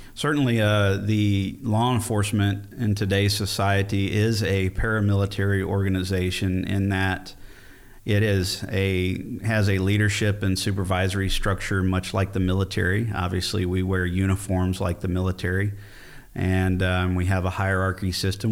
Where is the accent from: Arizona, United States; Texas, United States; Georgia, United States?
Texas, United States; Fort Bend County; born or raised there; also born or lived in Austin, Texas